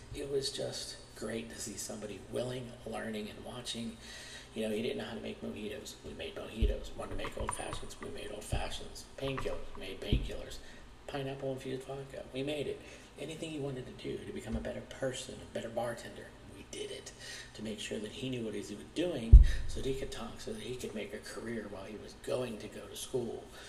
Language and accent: English; Pittsburgh, Pennsylvania, United States; I'm from Pittsburgh, Pennsylvania, born and raised